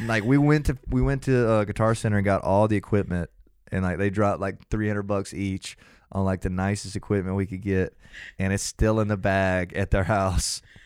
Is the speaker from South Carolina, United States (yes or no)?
no; Athens, Georgia, United States